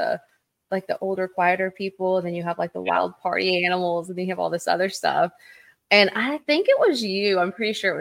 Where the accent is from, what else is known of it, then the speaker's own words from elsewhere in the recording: Oklahoma, United States; I'm born and raised in Oklahoma